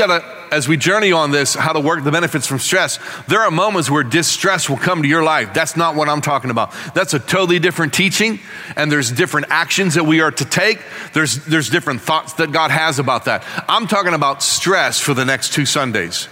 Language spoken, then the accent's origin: English; Northeast, United States; moved away; as a kid growing up in the Northeast